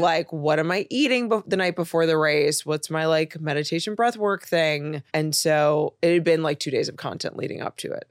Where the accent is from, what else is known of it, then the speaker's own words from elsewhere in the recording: Chicago, Illinois, United States; moved away as an adult; also born or lived in Los Angeles; now in New York, United States; I'm originally from Chicago.